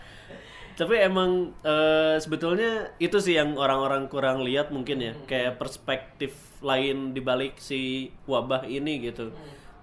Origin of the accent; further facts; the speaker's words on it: Bandung, West Java, Indonesia; kita orang Bandungnya